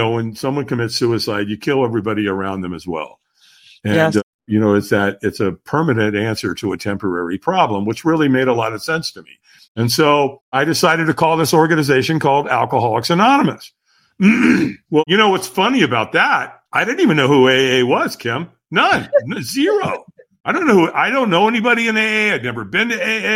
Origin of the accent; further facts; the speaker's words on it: Long Beach, California, United States; also born or lived in Hollywood, California; And so I moved from Hollywood to Long Beach. And I was five